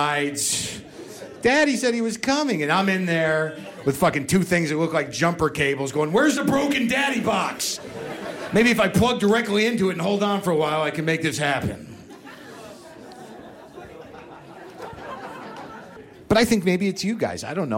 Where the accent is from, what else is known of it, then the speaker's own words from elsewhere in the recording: Albuquerque, New Mexico, United States; moved away; I grew up in Albuquerque